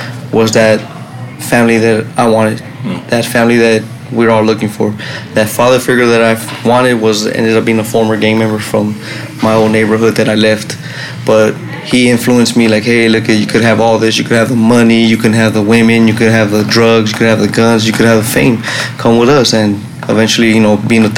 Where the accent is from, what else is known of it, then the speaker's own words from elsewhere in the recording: Los Angeles, California, United States; also born or lived in Long Beach, California; was born in Long Beach Naval Base, but I grew up in East Los Angeles